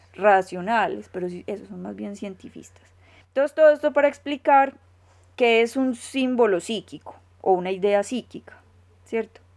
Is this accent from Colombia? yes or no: yes; Colombia; como decimos en Colombia